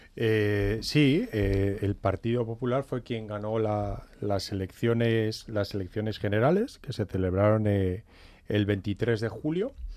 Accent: Navarre, Spain; yo soy navarro, soy español

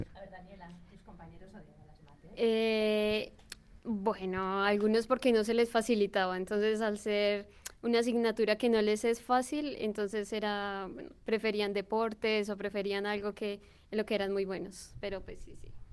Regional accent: Colombia; now in Bilbao, Spain; yo soy de Colombia

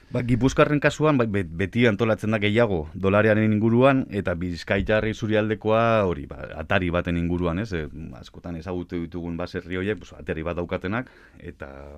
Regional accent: Biscay, Basque Country, Spain; now in Álava, Spain; ni abiz, arabarra, bueno, bizkaitarra nes jatorriz, baina araban bizinaiz

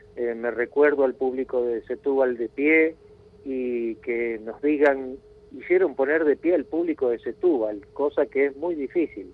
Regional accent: Argentina; tenemos que cantar como argentinos

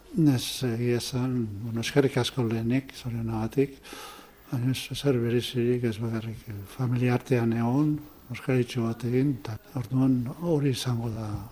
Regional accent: Zarautz, Basque Country, Spain; moved away; also born or lived in Bilbao; ni musika plazan jaio naiz, zauzko musika plazan

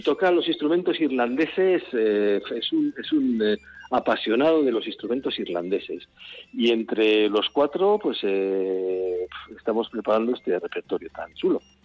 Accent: Guevara, Basque Country, Spain; mi pueblo

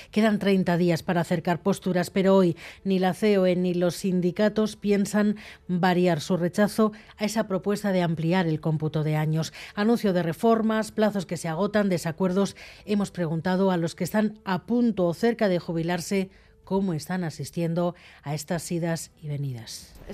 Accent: Bilbao, Basque Country, Spain; Soy de Casco Viejo, nacida en Casco Viejo

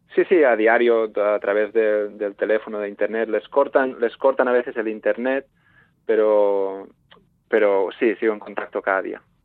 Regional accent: Sant Feliu de Codines, Catalonia, Spain; mi pueblo, en San Florido de Cudinas

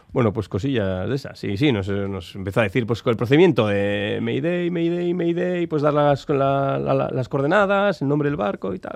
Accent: Amurrio, Basque Country, Spain; soy de Amurrio, eso está muy adentro

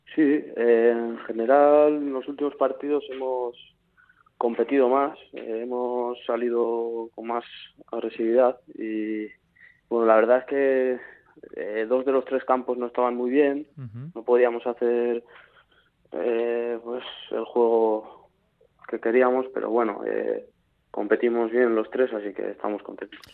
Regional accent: San Sebastián, Basque Country, Spain; soy de San Sebastián

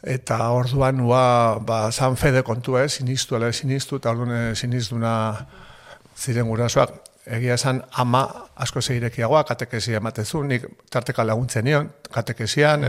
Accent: Lasarte-Oria, Basque Country, Spain; born or raised there; also born or lived in Hernani

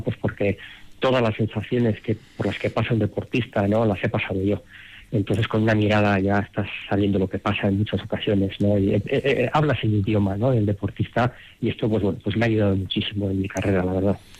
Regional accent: Madrid, Community of Madrid, Spain; moved away as an adult; now in Denver, United States; yo en, Madrid cuando me crié jugué seis años en el Real Madrid en categorías inferiores

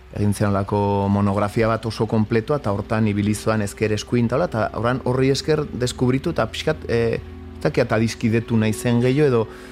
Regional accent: Pamplona, Navarre, Spain; born or raised there; also born or lived in Elizondo, Baztan / Northern Basque Country (France); now in France

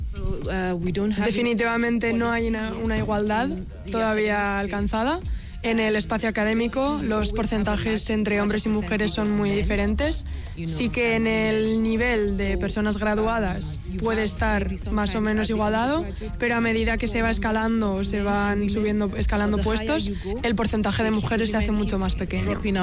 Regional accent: Nigeria; moved away as an adult; now in Bilbao, Spain; vengo de Nigeria

